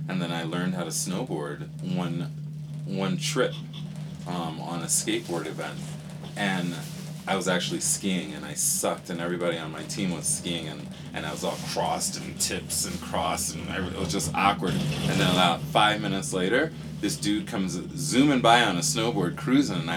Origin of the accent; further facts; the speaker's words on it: Panama; Actually, I'm from Panama. I'm from, my mother is Spanish. She doesn't speak much English. And so when I was born in Panama